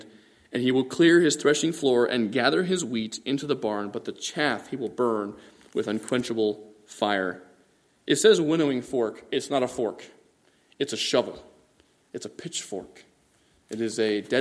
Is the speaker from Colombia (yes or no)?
no; Bangladesh; moved away; also born or lived in California; Growing up in Bangladesh, over by India